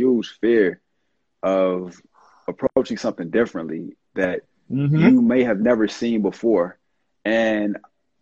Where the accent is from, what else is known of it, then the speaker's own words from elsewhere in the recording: Chicago, Illinois, United States; now in East Coast, United States; I'm from the South Side of Chicago